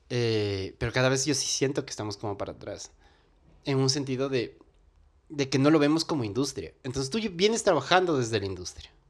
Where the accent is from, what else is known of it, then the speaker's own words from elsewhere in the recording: Colombia; era como acercarme un poquito, lo más cerca a mi tierra era ver cosas colombianas.